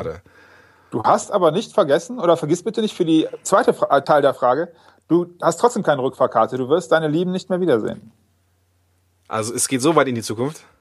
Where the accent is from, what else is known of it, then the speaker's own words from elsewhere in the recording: Rhineland, Germany; wir kommen aus dem Rheinland, von daher glaube ich, dass es äh, ja auch, auch funktioniert